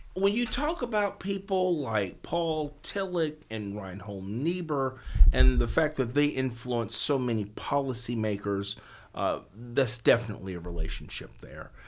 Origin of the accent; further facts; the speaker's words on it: South Fulton, Tennessee, United States; I was born in Fulton, but I was raised in South Fulton